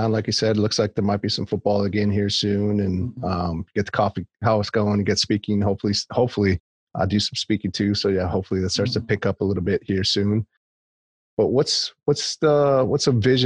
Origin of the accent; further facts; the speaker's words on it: Wisconsin, United States; I grew up in Wisconsin